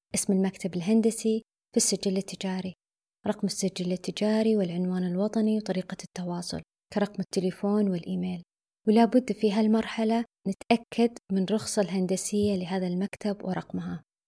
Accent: Saudi Arabia; عندنا بالسعودية

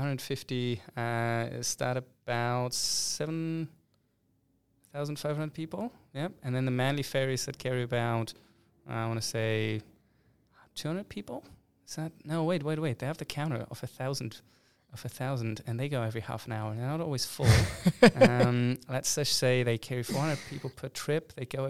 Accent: Hamburg, Germany; English is a second language; See, I'm from Hamburg. We had our own opera disaster where I think the original quote went about 10 times over or something.

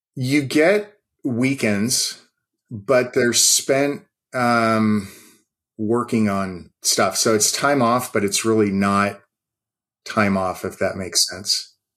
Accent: West Coast, United States; moved away; I'm from the West Coast.

